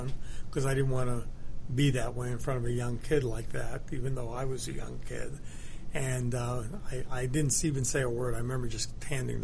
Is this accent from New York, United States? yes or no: yes; Buffalo, New York, United States; I was born in New York, and when I was four, my parents moved to Buffalo